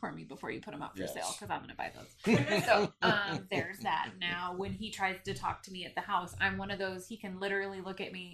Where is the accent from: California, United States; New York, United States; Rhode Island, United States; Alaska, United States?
Alaska, United States; Sutton; I grew up in Sutton. It's a town of 500 people